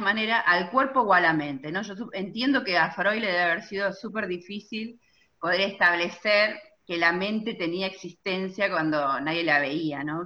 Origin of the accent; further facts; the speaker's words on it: Chivilcoy, Buenos Aires Province, Argentina; Chivilcoy, de donde soy originaria